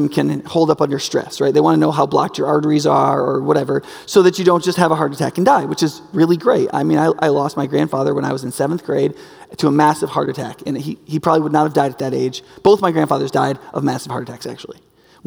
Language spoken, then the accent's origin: English; United States; predominantly among us as Americans and as American Christians